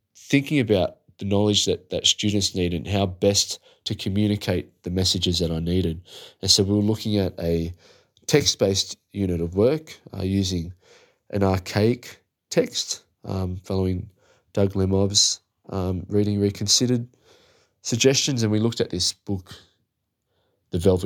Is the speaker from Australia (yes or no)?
yes; Australia; As an Aussie